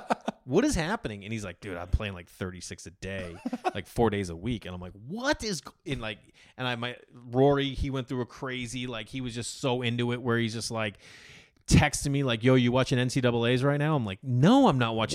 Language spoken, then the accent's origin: English; Massachusetts, United States; born or raised there